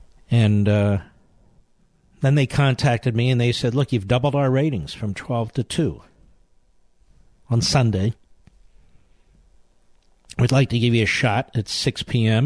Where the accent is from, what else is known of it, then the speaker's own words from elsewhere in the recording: Philadelphia, Pennsylvania, United States; moved away; also born or lived in Virginia; I'm not from New York. I'm from Philadelphia.